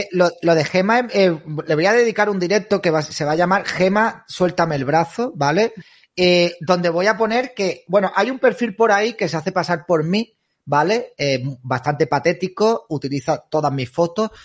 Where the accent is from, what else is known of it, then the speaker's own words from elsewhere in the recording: Andalusia, Spain; yo soy andaluz